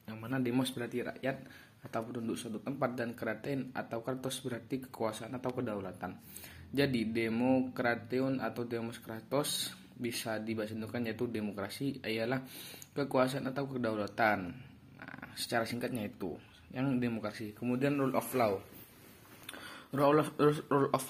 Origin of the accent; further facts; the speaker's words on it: Probolinggo, East Java, Indonesia; asal dari Probolinggo.